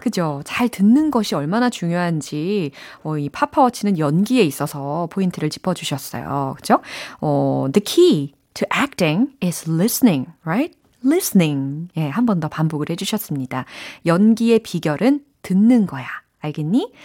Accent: Seoul, South Korea; 저는 서울이라니까요

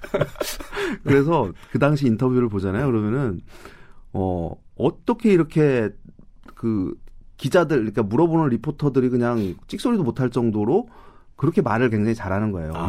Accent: South Korea

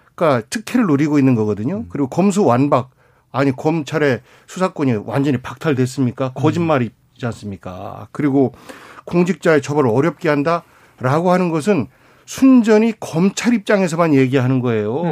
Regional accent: Chungcheong, South Korea; 충청도 출신

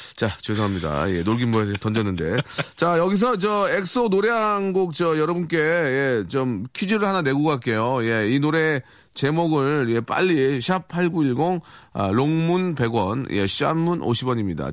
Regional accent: South Korea; 대한민국 사람으로서 자랑스럽죠

